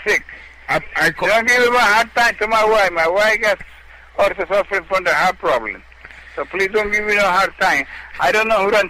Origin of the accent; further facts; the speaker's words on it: Puerto Rico; moved away; I'm from Puerto Rico, but I'm here so many years.